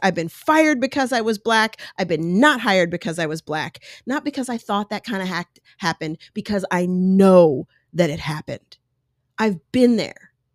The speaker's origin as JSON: {"language": "English", "country": "United States", "tie": "born or raised there", "also_born_or_lived": "Colorado / New York", "said": "I grew up in New York and Colorado"}